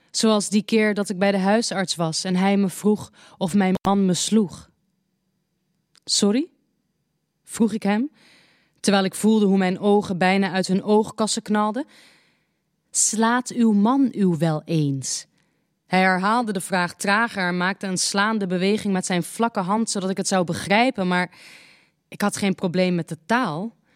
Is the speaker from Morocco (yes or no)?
yes; Morocco; We leerden elkaar kennen in Marokko, waar ik geboren ben. Het was in de tijd dat Frankrijk het voor het zeggen had.